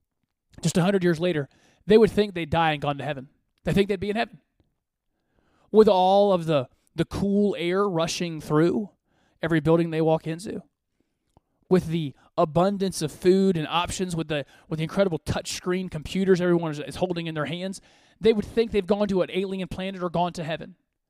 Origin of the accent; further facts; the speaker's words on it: Côte d’Ivoire; born there; You know, I was born in West Africa. I was born in the Ivory Coast.